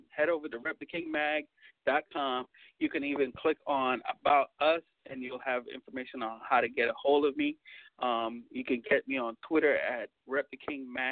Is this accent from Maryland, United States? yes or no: no; Florida, United States; I'm from Florida.